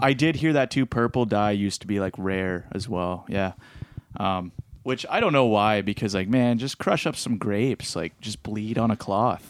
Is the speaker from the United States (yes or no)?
no; Petrolia, Ontario, Canada; I grew up in even in Petrolia, and there's bears out there